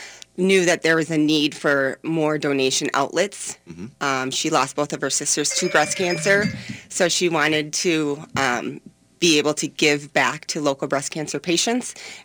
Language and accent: English; Orono, Minnesota, United States; I grew up in Orono